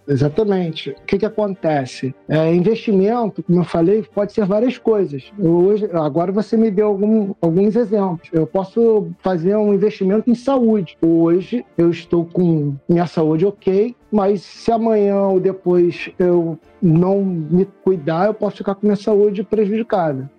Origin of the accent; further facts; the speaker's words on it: Niterói, Rio de Janeiro, Brazil; eu sou de Niterói